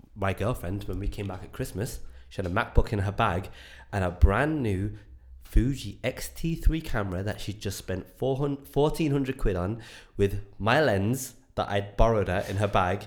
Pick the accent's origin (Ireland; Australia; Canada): Ireland; Enniscorthy, Leinster; moved away; I grew up in Ireland in the back house of absolute nowhere in a little town called Enniscorthy